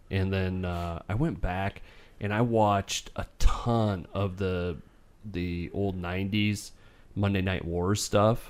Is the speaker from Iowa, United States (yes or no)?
yes; Polk City, Iowa, United States; my hometown Polk City